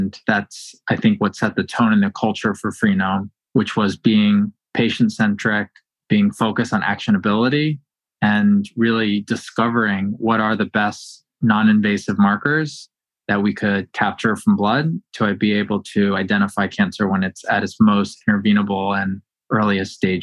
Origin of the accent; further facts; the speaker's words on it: Northern Virginia, United States; I grew up in the Northern Virginia area